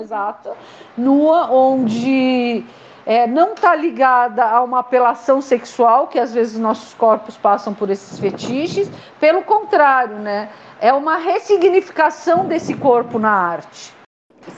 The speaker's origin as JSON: {"language": "Portuguese", "region": "São Paulo", "country": "Brazil", "also_born_or_lived": "Marília", "moved": "as an adult", "lives_now": "Chapada dos Guimarães, Brazil", "said": "eu sou paulistana, mas uhum. eu saí de São Paulo para fazer faculdade no interior, em Marília"}